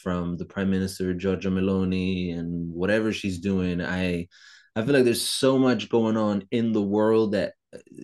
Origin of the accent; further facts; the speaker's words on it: Italy; English is a second language; moved away as an adult; I was raised in Italy until I was 25